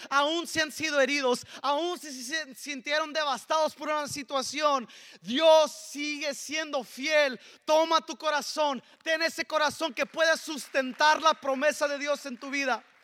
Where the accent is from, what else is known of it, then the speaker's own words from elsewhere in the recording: Mexico; Yo le robé a mi esposa también esta harina para las tortillas porque soy mexicano. Y como buen mexicano jamás faltan las tortillas en casa, ¿verdad?